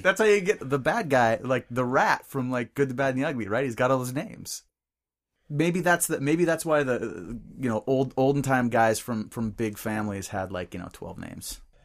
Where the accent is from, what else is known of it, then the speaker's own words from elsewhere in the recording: Bellingham, Washington, United States; the guys that I grew up with in Bellingham